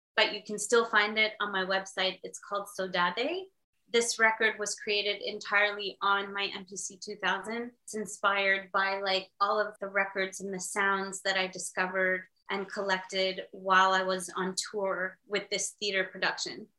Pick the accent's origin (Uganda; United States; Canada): Canada; Montreal, Quebec; I'm from Montreal in Canada.